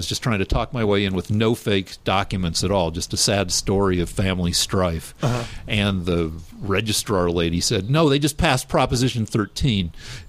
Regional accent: Colorado, United States; also born or lived in Albuquerque; I came back home, and I just went to my hometown school, the University of Colorado.

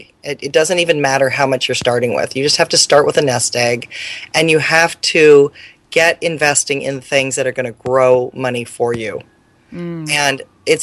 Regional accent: Mercer Island, Washington, United States; I grew up near Seattle on an island called Mercer Island

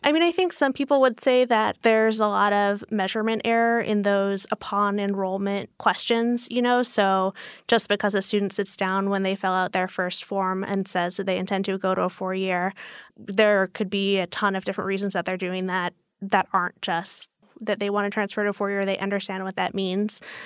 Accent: Albuquerque, New Mexico, United States; moved away; also born or lived in Portland, Oregon / New York; I'm from the Southwest. I grew up in Albuquerque, New Mexico.

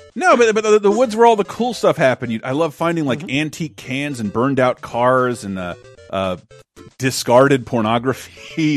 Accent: Florida, United States; I'm the one from Florida

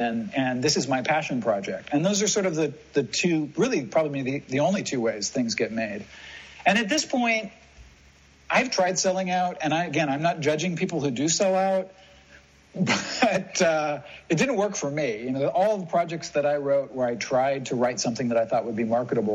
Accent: United States; moved away; as an American

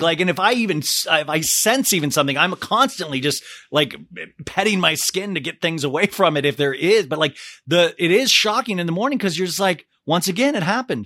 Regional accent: Olathe, Kansas, United States; as a little kid, I grew up in Olathe, Kansas

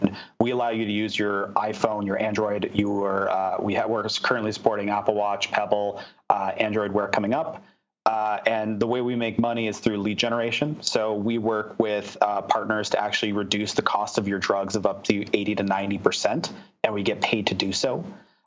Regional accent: Canada; also born or lived in Philadelphia, United States / San Francisco, United States; I'm proud Canadian, born and raised, spent the last year and a half there in the U.S.

